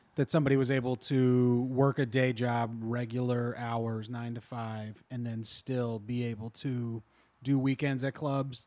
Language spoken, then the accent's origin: English; Kentucky area, Southwest Ohio, United States; moved away; we both grew up in Southwest Ohio, Kentucky area